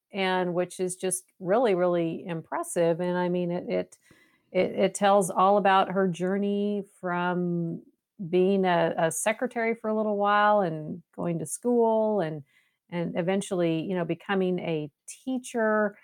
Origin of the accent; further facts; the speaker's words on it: West Coast, United States; now in Waco, United States; I'm, I'm originally from the West